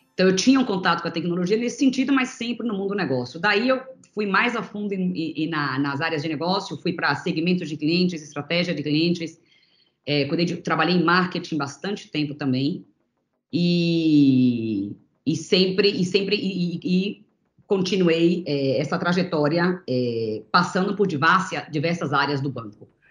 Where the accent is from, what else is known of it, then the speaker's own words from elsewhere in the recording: Bahia, Brazil; moved away; also born or lived in São Paulo; Eu era da Bahia, né, cresci na Bahia na minha infância, e acabei vindo para São Paulo para continuar estudando o balé